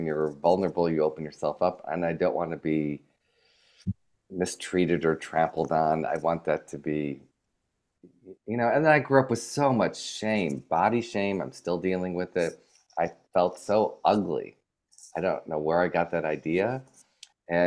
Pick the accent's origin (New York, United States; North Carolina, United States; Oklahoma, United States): New York, United States; moved away as an adult; now in Los Angeles, United States; I always felt as a New Yorker